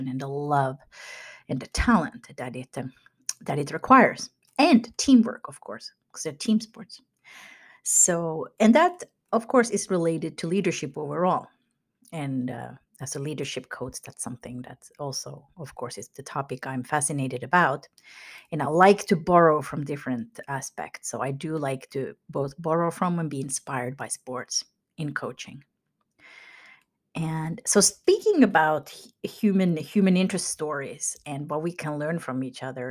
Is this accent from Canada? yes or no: no; Finland; moved away; where I grew up in Finland